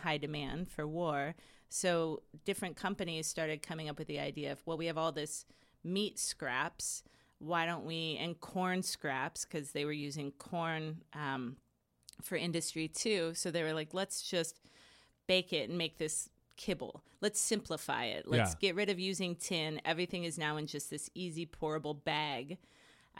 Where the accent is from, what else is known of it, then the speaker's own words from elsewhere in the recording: Portland, United States; being from here too, I'm from Portland, so service industry since I was 14